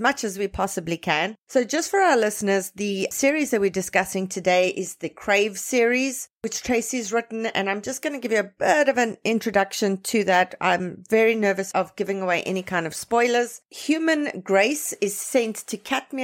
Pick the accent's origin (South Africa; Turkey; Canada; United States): South Africa; as a South African